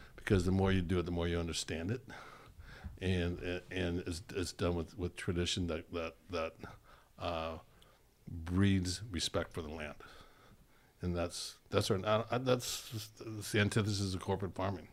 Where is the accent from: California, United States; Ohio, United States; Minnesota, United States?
California, United States; I'm, I'm from California.